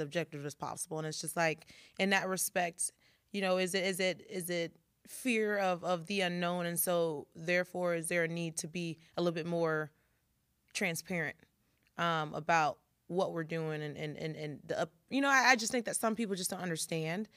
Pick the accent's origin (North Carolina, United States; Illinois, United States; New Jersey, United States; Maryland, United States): Illinois, United States; Carbondale; we're both from Carbondale